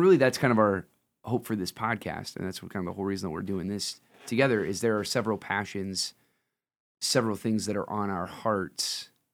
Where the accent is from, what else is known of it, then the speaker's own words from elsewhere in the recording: Lima, Ohio, United States; I'm from Lima.